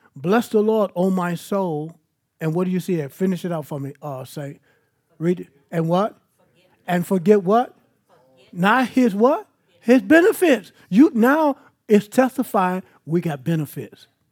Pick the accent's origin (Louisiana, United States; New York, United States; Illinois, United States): Louisiana, United States; Baton Rouge; I'm from South Baton Rouge